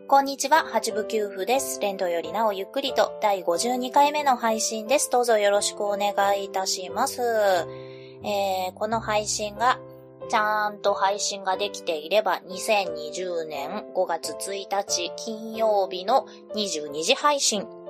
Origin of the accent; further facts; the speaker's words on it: Kansai, Japan; moved away as an adult; also born or lived in Fukuoka; now in Kyoto, Japan; 私も主人も関西の出身ではあるんですけれども